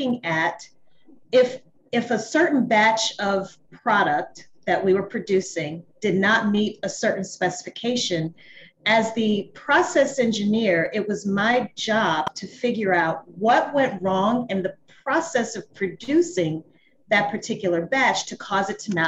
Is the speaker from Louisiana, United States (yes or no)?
yes; Louisiana, United States; moved away as an adult; also born or lived in New Orleans, Louisiana; now in Atlanta, United States; I'm from Louisiana.